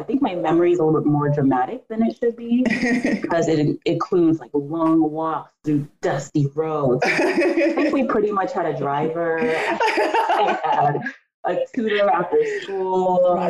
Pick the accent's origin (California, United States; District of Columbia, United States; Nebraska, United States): District of Columbia, United States; Washington; also born or lived in Nigeria; I was born here in Washington, D.C.